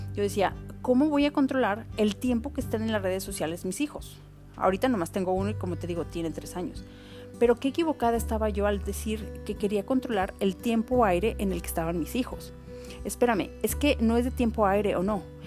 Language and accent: Spanish; Autlán, Jalisco, Mexico; el barrio de las montañas donde yo crecí en Autlán, Jalisco